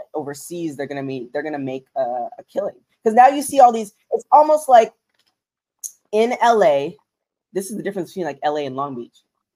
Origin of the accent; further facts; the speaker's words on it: Canada; moved away; I'm Canadian, just trying to make it in America